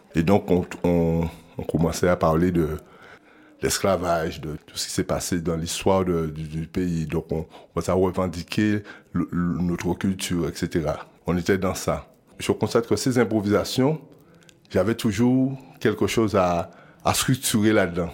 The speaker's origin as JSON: {"language": "French", "country": "Guadeloupe", "said": "Je viens de la Guadeloupe"}